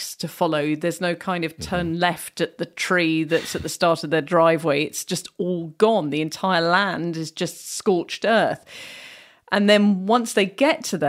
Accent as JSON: {"language": "English", "country": "United Kingdom", "said": "as a Brit"}